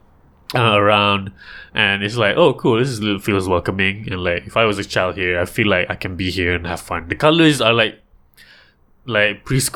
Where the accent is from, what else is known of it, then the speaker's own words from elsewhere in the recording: Bangi, Selangor, Malaysia; also born or lived in Johor; I'm from Bangi